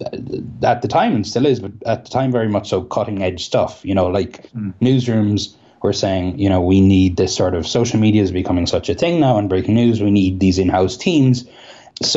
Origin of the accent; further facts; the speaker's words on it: Cahersiveen, Munster, Ireland; accent: Kerry; moved away; also born or lived in Belfast; I'm from Carseveen in County Kerry